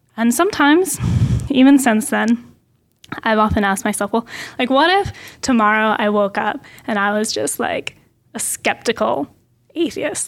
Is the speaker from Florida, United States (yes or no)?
no; Portland, Oregon, United States; I grew up near Portland, Oregon